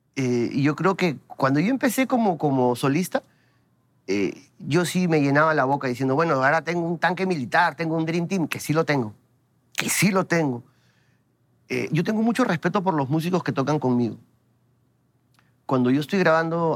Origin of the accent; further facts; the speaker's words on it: Lima, Peru; mi barrio es el centro de Lima. Ese es mi barrio. Y siempre voy a estar orgulloso de decirlo. Yo soy del centro de Lima.